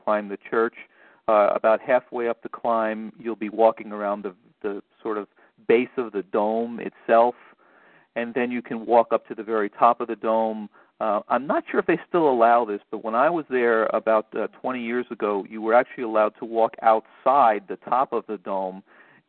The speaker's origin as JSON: {"language": "English", "town": "New York City", "region": "New York", "country": "United States", "said": "I'm from New York City"}